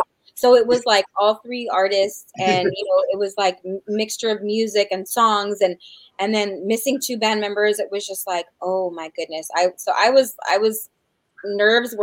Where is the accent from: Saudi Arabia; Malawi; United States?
United States; New Mexico; New Mexico's my home state